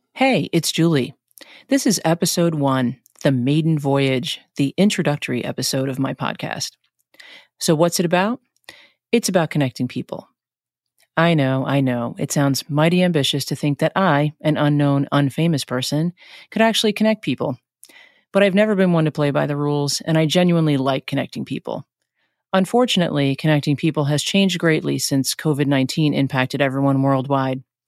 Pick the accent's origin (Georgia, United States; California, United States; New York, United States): New York, United States; New York City; now in New Jersey, United States; I'm originally from New York. I grew up in Flushing, New York